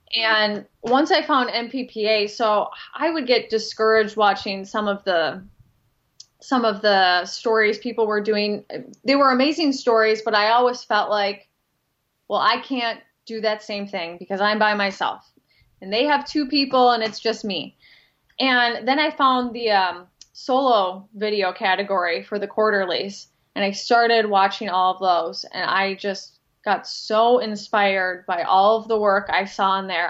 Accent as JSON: {"language": "English", "region": "Minnesota", "country": "United States", "also_born_or_lived": "Knoxville / Rochester", "said": "I'm from Minnesota"}